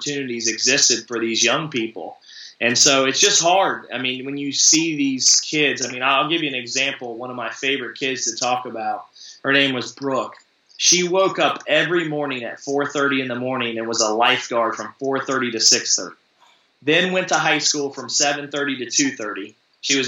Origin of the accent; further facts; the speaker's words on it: Appalachian region, United States; I grew up in the Appalachian region